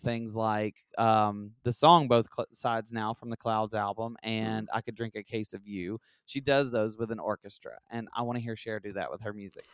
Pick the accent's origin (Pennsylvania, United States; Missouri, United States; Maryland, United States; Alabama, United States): Alabama, United States; I'm from Alabama